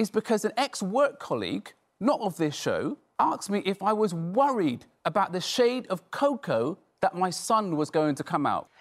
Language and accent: English; Canada; also born or lived in Britain; now in United Kingdom; I grew up in Canada, so we grew up singing God Save the Queen in school